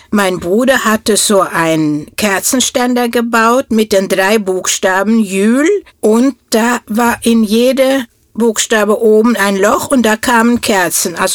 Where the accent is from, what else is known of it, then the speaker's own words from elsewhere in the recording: Norway; first language Norwegian; German is a second language; moved away as an adult; now in Germany; ich komme aus Norwegen und lebe hier in Deutschland seit